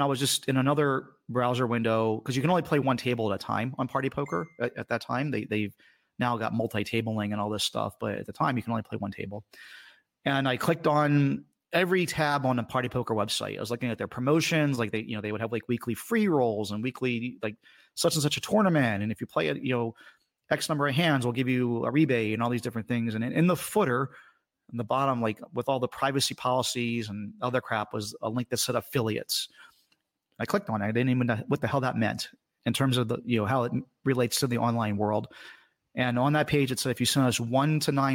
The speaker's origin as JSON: {"language": "English", "town": "Washington", "region": "District of Columbia", "country": "United States", "tie": "born or raised there", "said": "I grew up in the Washington, D.C. area"}